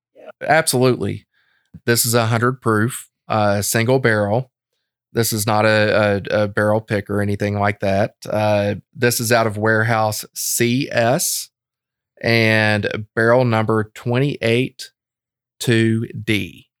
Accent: Lexington, Kentucky, United States; I'm a Lexington boy

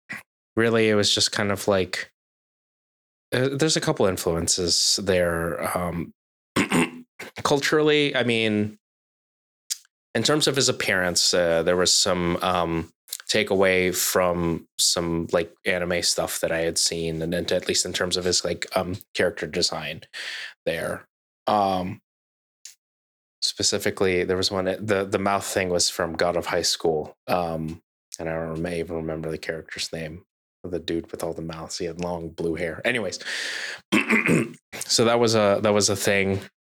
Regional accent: United States; growing up as a Filipino in America

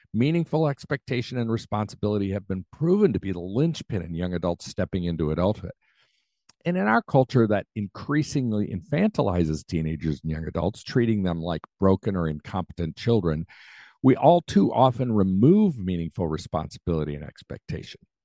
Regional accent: United States; I'm an American

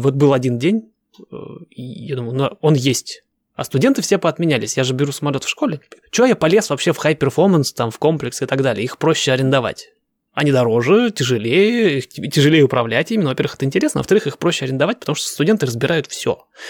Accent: Russia; moved away as an adult; now in United States

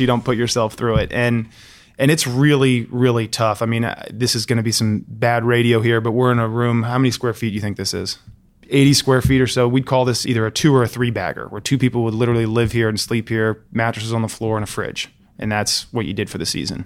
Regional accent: Alexandria, Virginia, United States; I grew up in Alexandria, Virginia

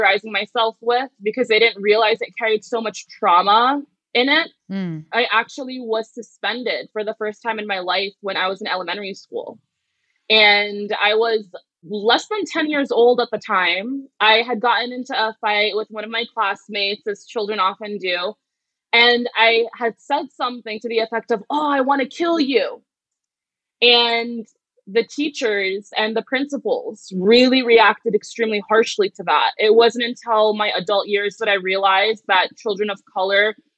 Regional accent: New Jersey, United States; my homogenous hometown in New Jersey

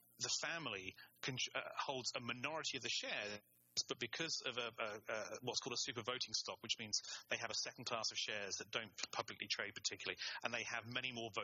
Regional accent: England, United Kingdom; I'm English and I studied German.

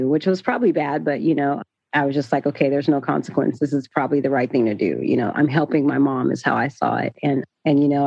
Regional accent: Sacramento, California, United States; also born or lived in San Bernardino, California / Atlanta; when I was like 3 years old, I came to Sacramento and I was born in San Bernardino

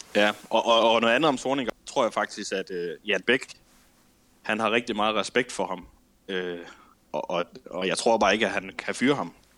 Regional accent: Herning, Central Denmark Region, Denmark; now in Ikast, Denmark; Jeg kommer fra Herning

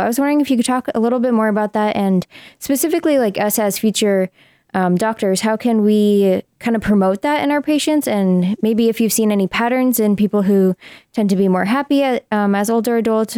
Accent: Seattle, Washington, United States; I'm from Seattle

